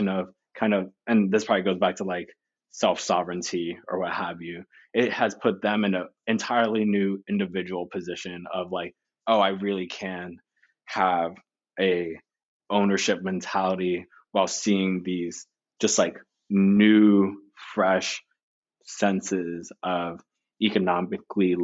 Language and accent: English; the Poconos, Pennsylvania, United States; I grew up in the Poconos